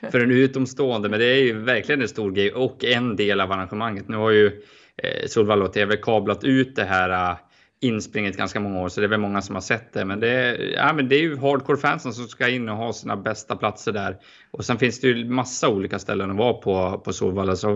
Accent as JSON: {"language": "Swedish", "country": "Sweden", "said": "som svensk är det ju det."}